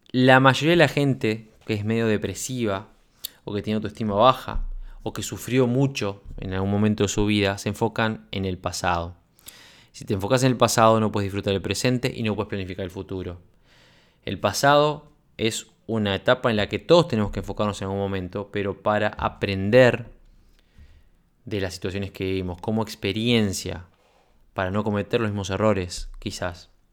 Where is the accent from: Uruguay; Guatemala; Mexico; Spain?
Uruguay; moved away as an adult; now in Sweden; De militar en Uruguay emprendedor en Suecia, ya sabes a esta altura que soy, fui oficial de la Fuerza Aérea